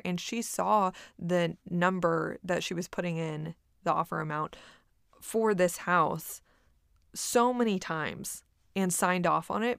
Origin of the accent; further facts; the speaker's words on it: Corpus Christi, Texas, United States; moved away as an adult; now in Austin, United States; my hometown of Corpus Christi